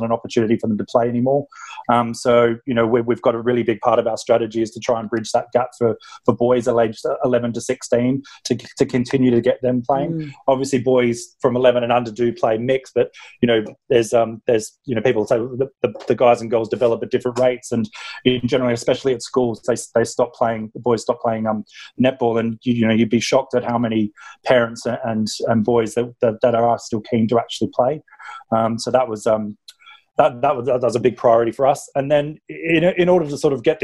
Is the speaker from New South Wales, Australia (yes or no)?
yes; Sydney, New South Wales, Australia; moved away as an adult; now in United Kingdom; I'm British, but spent a big chunk of my life, grew up in Australia, so my accent might give me away a bit there. And I started playing in Sydney